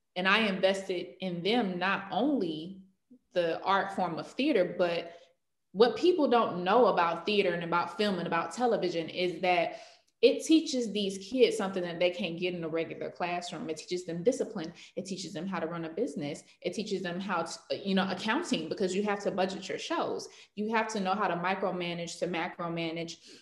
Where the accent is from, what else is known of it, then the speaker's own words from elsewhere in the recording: Clayton County, Georgia, United States; I'm from Clayton County, Georgia